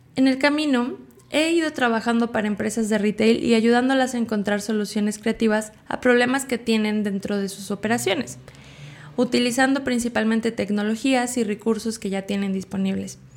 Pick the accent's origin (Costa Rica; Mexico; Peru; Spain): Mexico; State of Mexico; Nací en el Estado de México en una familia numerosa